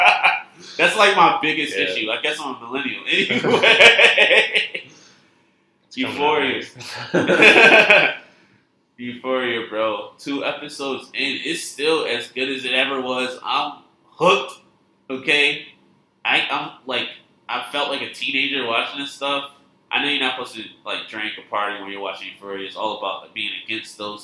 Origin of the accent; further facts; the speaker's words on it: United States; I am an American.